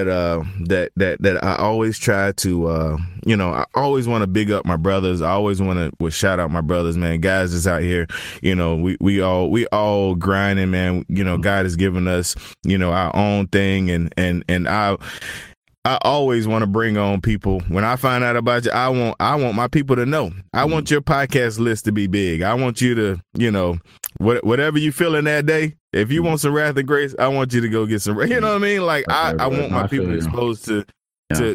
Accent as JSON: {"language": "English", "region": "Southeast", "country": "United States", "said": "I'm from the Southeast"}